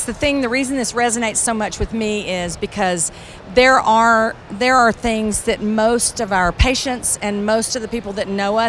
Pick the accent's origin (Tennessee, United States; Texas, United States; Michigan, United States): Texas, United States; Central; I'm from Central Texas